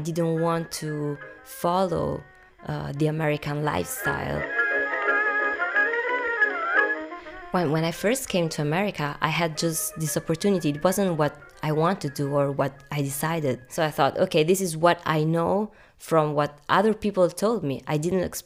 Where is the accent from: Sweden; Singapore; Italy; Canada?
Italy; Rome, Lazio; when I was small, there were not so many Chinese in Rome.